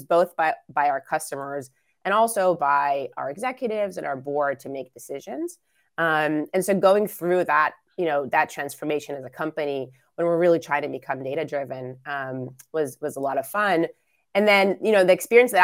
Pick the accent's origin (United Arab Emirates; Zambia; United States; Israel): Israel; moved away; I was born and raised in Israel